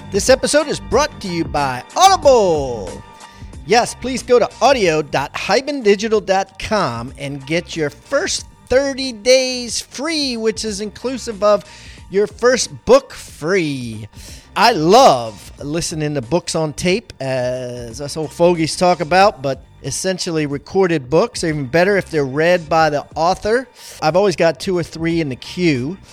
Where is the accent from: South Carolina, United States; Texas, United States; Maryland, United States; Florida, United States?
Maryland, United States; I grew up in Maryland